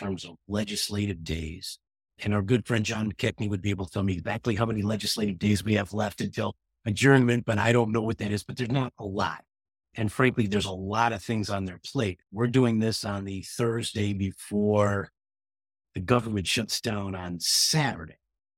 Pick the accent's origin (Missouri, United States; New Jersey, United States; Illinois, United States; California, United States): Illinois, United States; Rockford; friends of mine from my hometown of Rockford, Illinois.